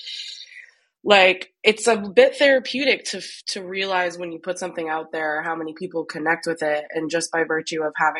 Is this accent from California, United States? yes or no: no; Maine, United States; Maine at the time, which is my home state